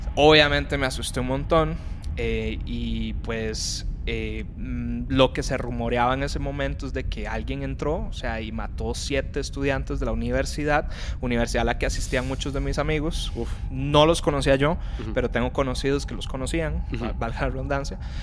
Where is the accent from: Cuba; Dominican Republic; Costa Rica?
Costa Rica; moved away; no soy mexicano, soy de Costa Rica